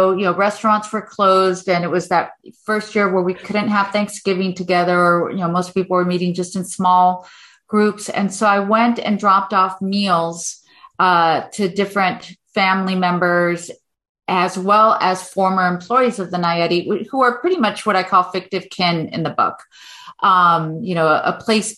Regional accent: Los Angeles, California, United States; I grew up in Echo Park, this multi-ethnic, multiracial neighborhood

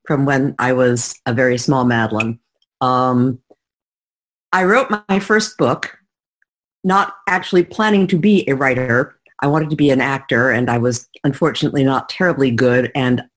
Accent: New York City, New York, United States; my hometown, which is New York City

